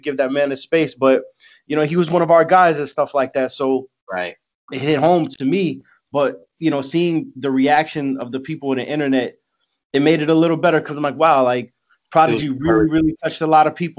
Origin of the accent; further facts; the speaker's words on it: New York City, New York, United States; I'm from Astoria